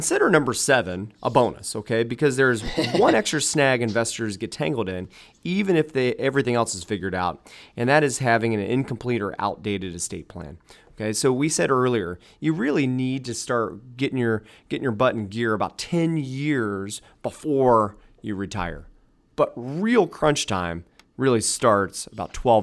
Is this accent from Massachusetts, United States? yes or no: no; Dayton, Ohio, United States; we're born and raised in the Dayton area.